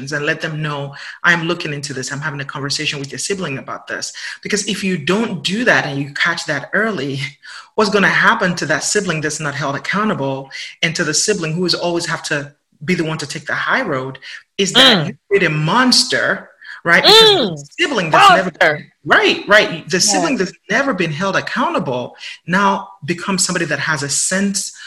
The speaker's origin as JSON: {"language": "English", "country": "Nigeria", "also_born_or_lived": "England", "accent": "Nigerian", "moved": "yes", "lives_now": "United States", "said": "I'm from Nigeria and then we live in England and then I live in the United States."}